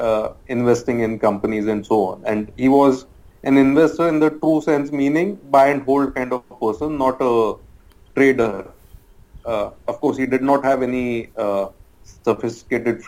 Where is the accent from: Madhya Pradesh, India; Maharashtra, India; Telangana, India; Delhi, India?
Maharashtra, India; Mumbai; I've been a Mumbaiite all throughout, born and brought up in Bombay